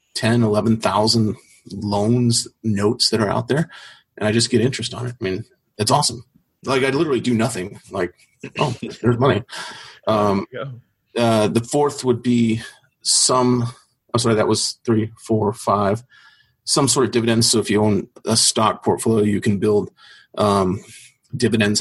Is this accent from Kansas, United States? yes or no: yes; Topeka, Kansas, United States; moved away; also born or lived in Arizona; I was born in Topeka, Kansas